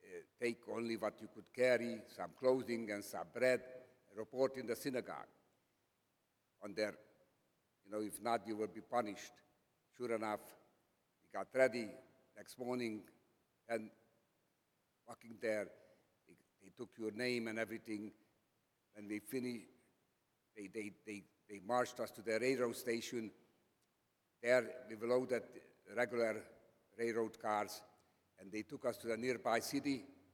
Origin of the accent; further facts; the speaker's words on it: Slovakia; English is a second language; I was born in Czechoslovakia. My hometown was near the Hungarian border. So naturally we spoke Slovak, Czech, and so on.